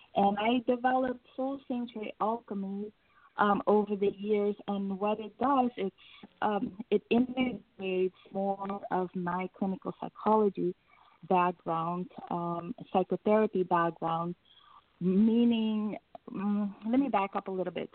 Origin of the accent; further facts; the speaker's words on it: Suriname; I was born and raised in Suriname, which is a country right above Brazil